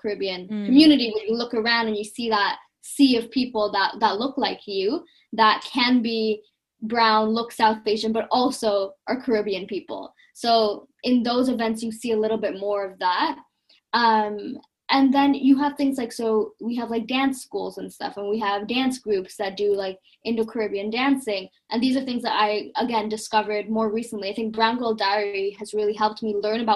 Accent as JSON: {"language": "English", "town": "Toronto", "region": "Ontario", "country": "Canada", "tie": "born or raised there", "moved": "as an adult", "lives_now": "Cambridge, United Kingdom", "said": "because I grew up in Toronto"}